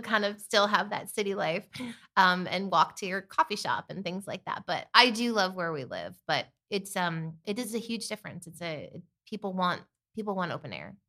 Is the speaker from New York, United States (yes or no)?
no; Bethlehem, Pennsylvania, United States; moved away as an adult; also born or lived in Malibu, California; Originally, I'm from Bethlehem, Pennsylvania